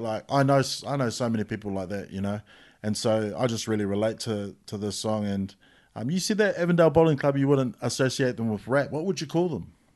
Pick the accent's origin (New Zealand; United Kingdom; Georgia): New Zealand; Christchurch, Canterbury; I come from Pap. I grew up in Pap